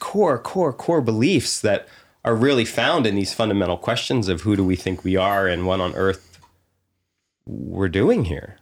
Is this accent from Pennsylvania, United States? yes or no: yes; Pennsylvania, United States; I grew up on the East Coast in the suburbs of Philadelphia.